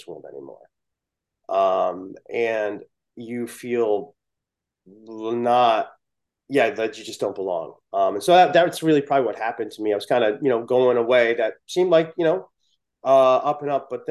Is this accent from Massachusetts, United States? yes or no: no; New Haven, Connecticut, United States; I was born in New Haven, Connecticut.